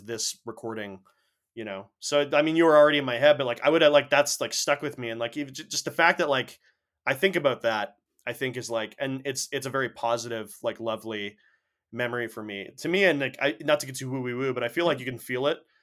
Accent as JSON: {"language": "English", "country": "Canada", "said": "we're Canadian"}